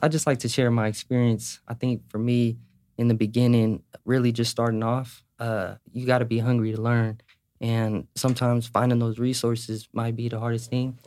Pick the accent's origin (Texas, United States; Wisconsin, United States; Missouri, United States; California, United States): California, United States; Sacramento; also born or lived in Carson City, Nevada; I'm from Carson, but I moved to Sacramento when I was, like, five